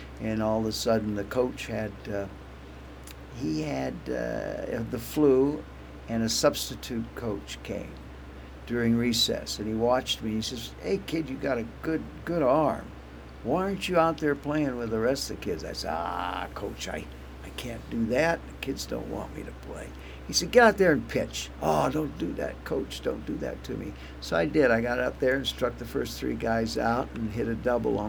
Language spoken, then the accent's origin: English; Glendale, California, United States; Glendale, California.